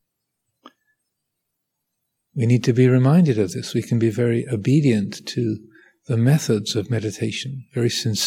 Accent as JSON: {"language": "English", "country": "United Kingdom", "said": "I am British."}